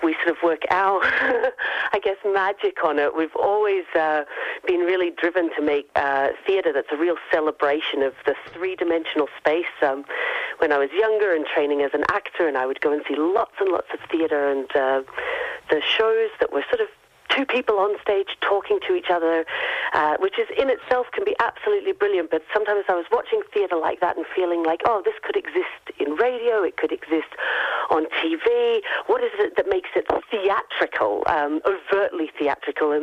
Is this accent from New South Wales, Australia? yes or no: no; Gold Coast, Queensland, Australia; moved away as an adult; now in Glasgow, United Kingdom; I obviously am not Glaswegian. I'm from the Gold Coast, but I've lived and worked in Glasgow for the last 18 years